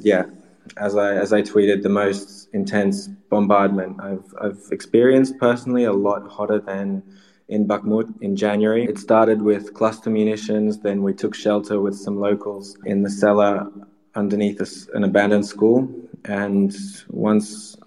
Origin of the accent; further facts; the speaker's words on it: Sydney, New South Wales, Australia; now in Ukraine; I'm from Sydney, Australia originally